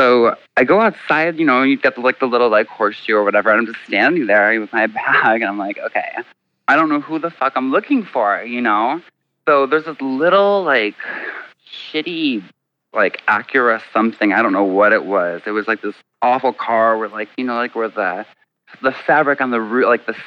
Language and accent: English; Chicago, Illinois, United States; I'm from Chicago.